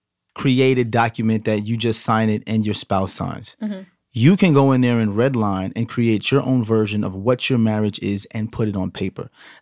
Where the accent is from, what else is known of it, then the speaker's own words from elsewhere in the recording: Brooklyn, New York, United States; Yes, of course, everybody knows we're from Brooklyn, so we got a show in Brooklyn.